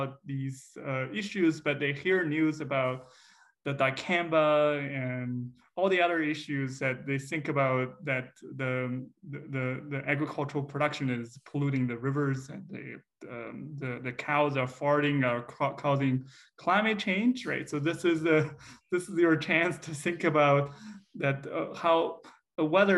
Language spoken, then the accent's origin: English; China; now in Iowa, United States; my hometown area in China